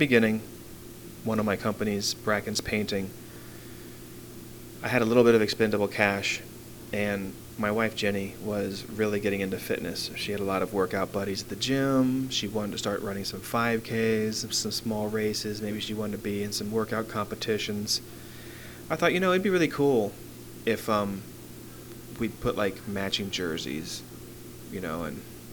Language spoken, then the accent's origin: English; Arlington, United States; also born or lived in Philadelphia; now in Jefferson County, WV, United States; I grew up in Arlington